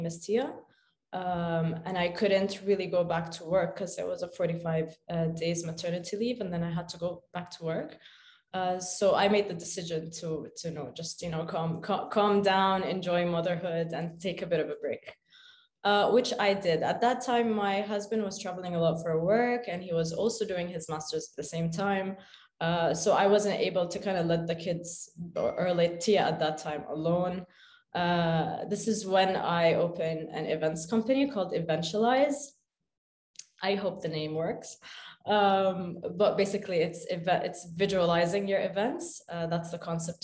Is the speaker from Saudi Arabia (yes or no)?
yes; Khobar, Eastern Province, Saudi Arabia; also born or lived in Sharjah, United Arab Emirates; I grew up in Khobar, Saudi Arabia, which is the eastern province.